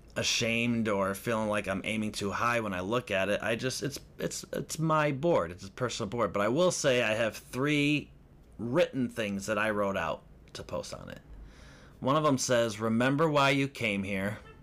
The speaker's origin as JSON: {"language": "English", "area": "Lake County", "region": "Illinois", "country": "United States", "also_born_or_lived": "Hollywood", "moved": "yes", "said": "I'm from Lake County"}